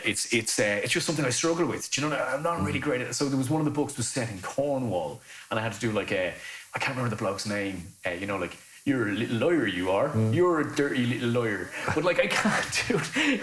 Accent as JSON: {"language": "English", "town": "Lusk", "region": "Leinster", "country": "Ireland", "tie": "born or raised there", "said": "growing up in Dublin, right? And this is how I speak."}